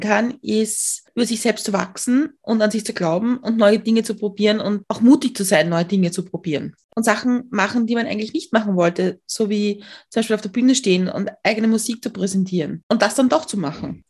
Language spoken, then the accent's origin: German; Lower Austria, Austria; ich bin in Niederösterreich aufgewachsen